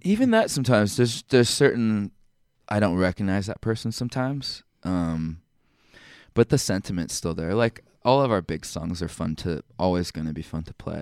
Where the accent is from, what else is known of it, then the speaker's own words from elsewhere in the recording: Temecula, California, United States; moved away as an adult; also born or lived in Provo, Utah; I grew up in Southern California, Temecula.